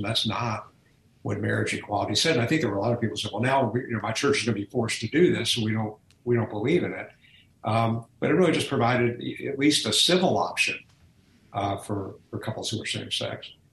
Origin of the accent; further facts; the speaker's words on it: Atlanta, Georgia, United States; moved away; I grew up in Atlanta